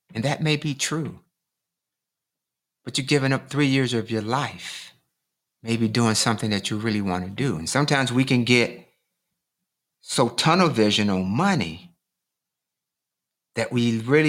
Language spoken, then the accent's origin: English; Michigan, United States; And I grew up in Michigan, you know, so, you know, people have pretty good paying jobs, you know, at the auto industry.